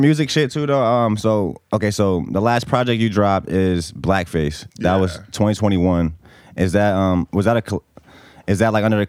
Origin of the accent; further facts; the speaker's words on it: Bosnia & Herzegovina; moved away; I'm from Bosnia, so it's right next to Italy in Europe.